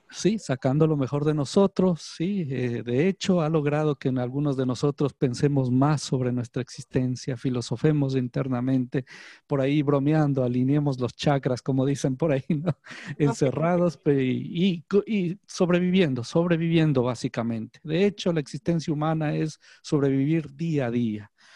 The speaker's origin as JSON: {"language": "Spanish", "town": "Ambato", "region": "Tungurahua", "country": "Ecuador", "tie": "born or raised there", "moved": "as an adult", "lives_now": "Guayaquil, Ecuador", "said": "yo nací aquí en Guayaquil. Mi mamá es guayaquileña, mi padre es ambateño, Pero fui a la escuela y al colegio en la ciudad de Ambato"}